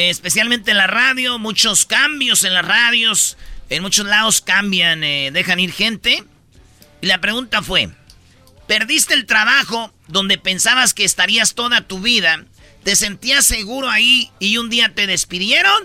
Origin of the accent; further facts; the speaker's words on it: central Mexico, Mexico; que somos del centro de la República